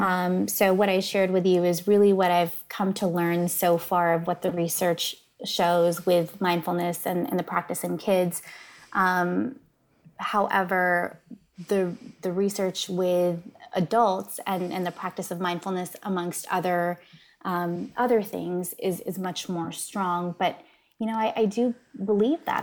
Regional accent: Northern California, United States; I grew up in Northern California.

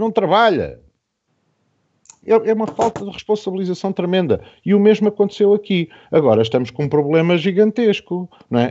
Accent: Portugal; enquanto portugueses

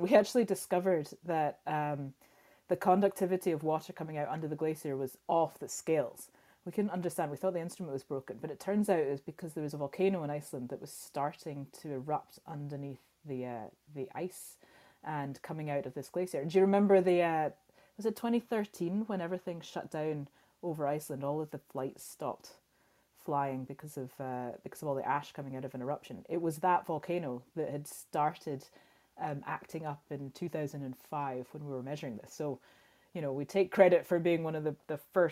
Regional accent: Scotland, United Kingdom; growing up in Scotland

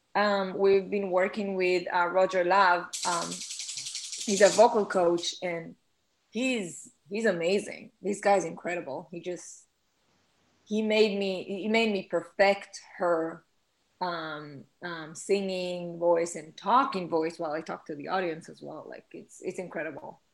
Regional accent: Israel; English is a second language; moved away

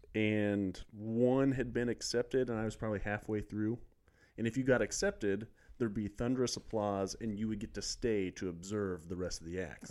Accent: Lawson, Missouri, United States; I'm from Lawson, Missouri.

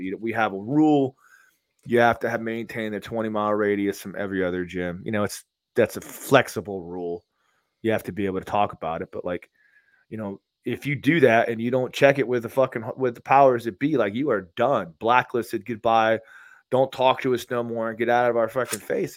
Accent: Tampa, Florida, United States; I grew up in Tampa my entire life

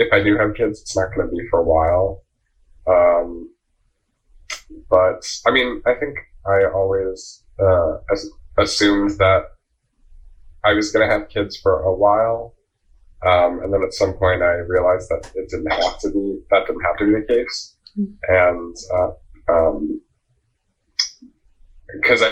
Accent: New Jersey, United States; I'm from Jersey, like the suburbs, like 40 minute train ride from New York City

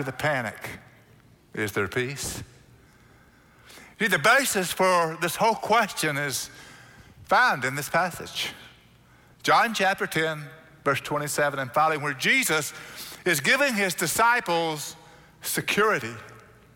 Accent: Oklahoma, United States; now in Texas, United States; growing up in Oklahoma, wasn't familiar with the beach too much.

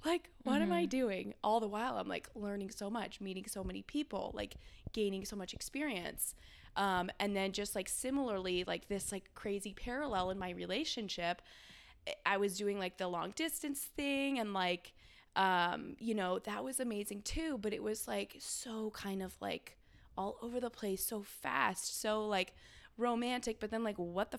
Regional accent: California, United States; moved away as an adult; also born or lived in Bay Area / Los Angeles; now in Austin, United States; I'm from California originally. I grew up on a hay ranch, and I kind of made my way through the Bay Area

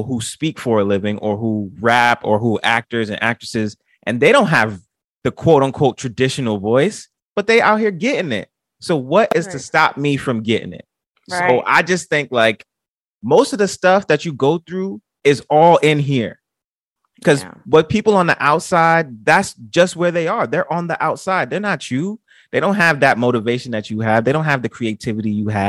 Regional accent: New York City, New York, United States; I was from the Bronx

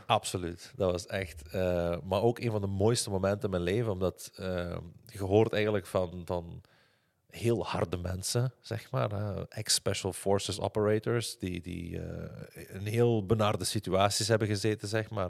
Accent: Limburg, Flanders, Belgium; accent: Limburgish (Hasselt); door mijn accent, door mijn Limburgs accent

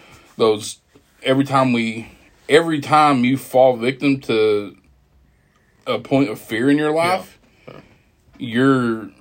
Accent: Texas, United States; you got to call me German, Czech, Texan

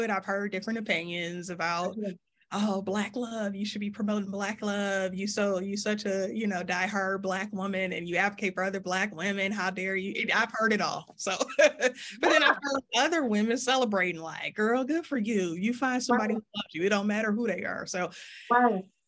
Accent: Detroit, Michigan, United States; growing up in Detroit

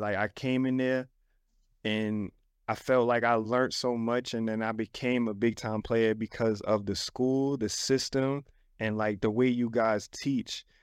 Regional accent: New York City, New York, United States; moved away; I came from the Bronx, man, South Bronx

